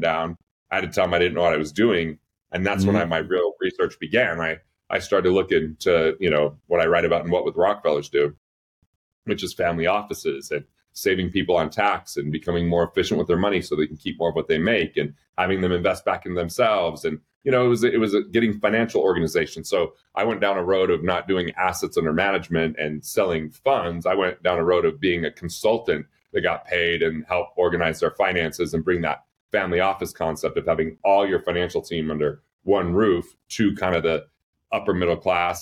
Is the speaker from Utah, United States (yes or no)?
yes; Price, Utah, United States; also born or lived in East Carbon, Utah; the town Price I lived in from there